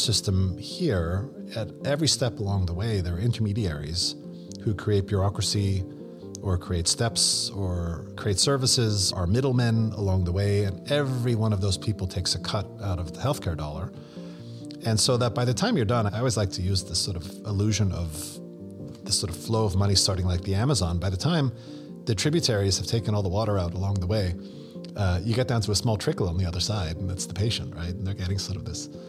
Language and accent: English; Canada; moved away as an adult; now in United States; my Canadian-American now working for the past 20 years in the American healthcare system.